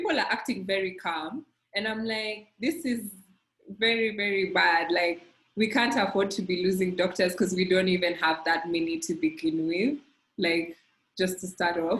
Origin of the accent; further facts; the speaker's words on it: Kenya; as a Kenyan